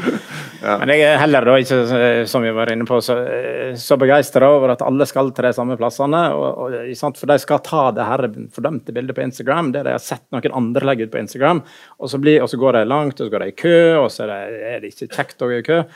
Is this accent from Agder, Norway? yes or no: no; Naustdal, Vestland, Norway; moved away; also born or lived in Hammerfest / Bergen / Oslo; Jeg er født i Hammerfest, oppvoksen i, i Naustdal og bodde, både i Bergen her og, og i Oslo etter hvert